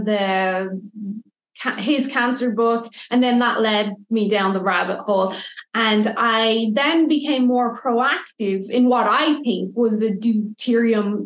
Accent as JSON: {"language": "English", "country": "Ireland", "moved": "yes", "lives_now": "Canada", "said": "I'm Irish"}